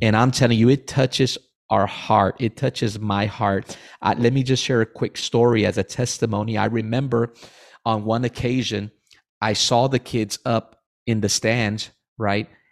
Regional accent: Rio Grande Valley, Texas, United States; I'm originally from the Valley.

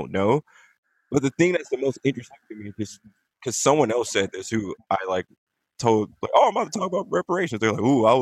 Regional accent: Compton, California, United States; I am from Compton, also known as Bompton, California

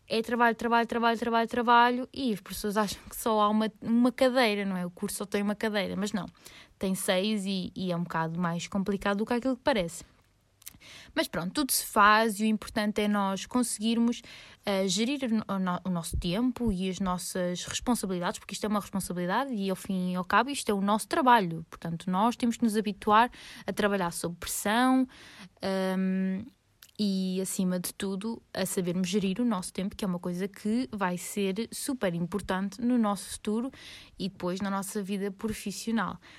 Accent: Lisbon, Portugal; moved away as an adult; now in Porto, Portugal; Saudades de Lisboa porque sou lisboeta malta e vivo no Porto há quatro anos

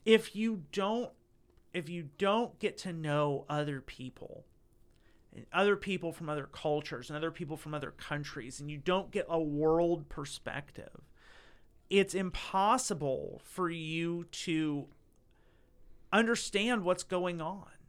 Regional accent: Northeast Ohio, United States; I grew up in a town that's that's uh you know Northeast Ohio

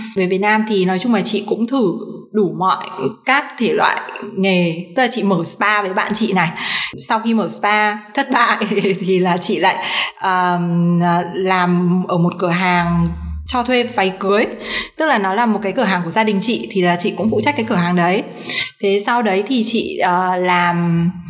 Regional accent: Hanoi, Vietnam; moved away as an adult; chị sinh ra và lớn lên ở Hà Nội cả 18 năm

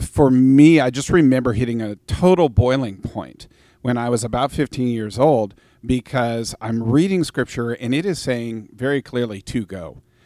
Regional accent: Vancouver, Washington, United States; I grew up in Vancouver, Washington

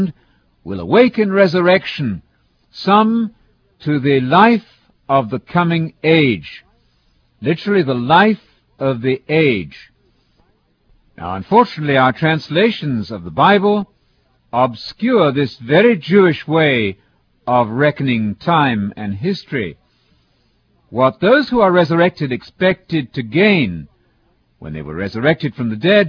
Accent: United Kingdom; as a British person

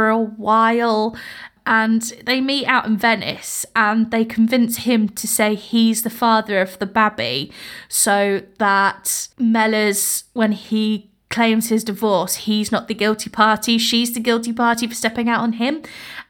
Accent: Scotland, United Kingdom

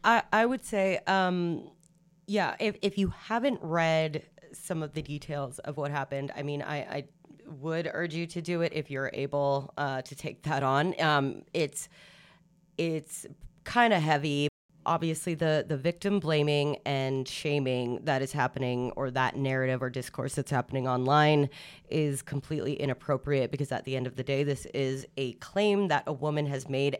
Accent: Canada; as Canadians, as Canadian women

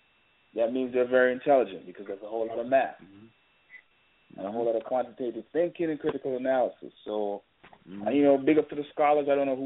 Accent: Jamaica; now in United States; because originally I'm from Jamaica, so you know I came here and I just took advantage of the opportunity.

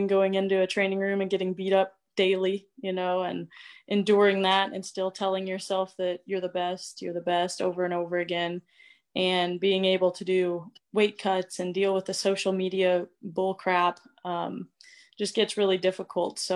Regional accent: Springfield, Missouri, United States; moved away as an adult; now in Norfolk, United States; Hometown and basically where I'm originally from is Springfield, Missouri.

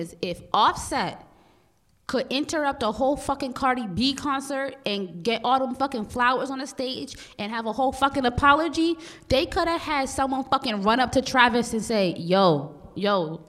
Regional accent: Jamaica; I'm West Indian, too, and I say...

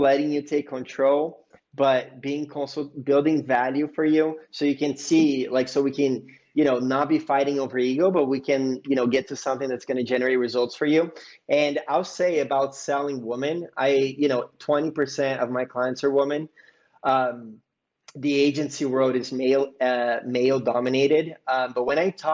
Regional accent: Bay Area, California, United States; I grew up in the Bay Area.

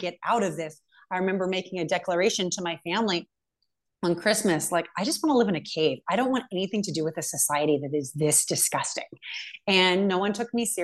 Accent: California, United States; moved away as an adult; now in Montana, United States; I'm from California, but I just moved to Montana

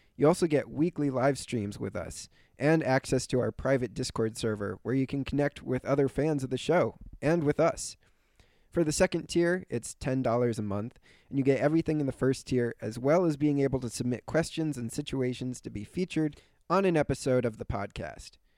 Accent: Philadelphia, Pennsylvania, United States; also born or lived in Italy; I was born in Philadelphia

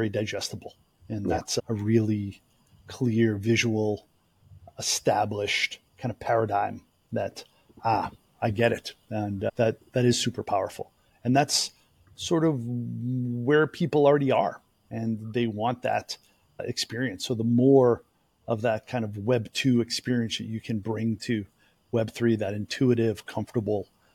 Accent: Cambridge, Massachusetts, United States; I grew up near Harvard Square. So if you go to HBS, then as we say in my neighborhood, you're wicked smart

